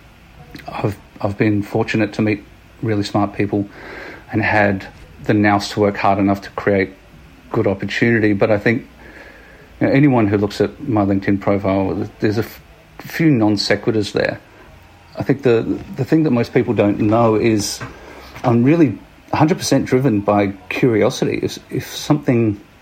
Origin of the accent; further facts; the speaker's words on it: Adelaide, South Australia, Australia; now in Sydney, Australia; I was born and raised in little old Adelaide